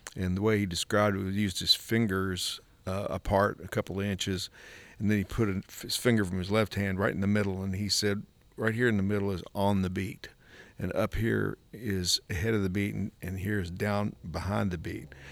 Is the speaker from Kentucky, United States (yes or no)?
yes; Kentucky, United States; we grew up in Kentucky